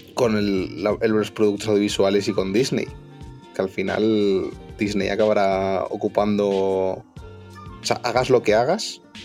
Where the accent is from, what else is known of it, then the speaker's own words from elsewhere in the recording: Madrid, Community of Madrid, Spain; yo soy madrileño